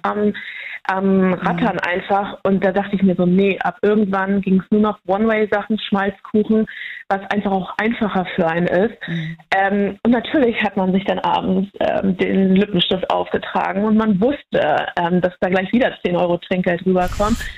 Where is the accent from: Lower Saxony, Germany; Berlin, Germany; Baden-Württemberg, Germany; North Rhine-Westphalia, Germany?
Lower Saxony, Germany; near Lüneburg; ich komme aus der Nähe von Lüneburg